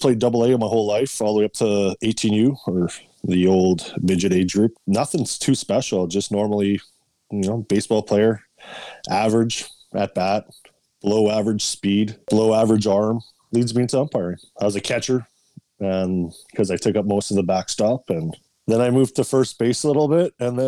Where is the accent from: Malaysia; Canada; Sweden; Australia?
Canada; Winnipeg, Manitoba; I grew up in Winnipeg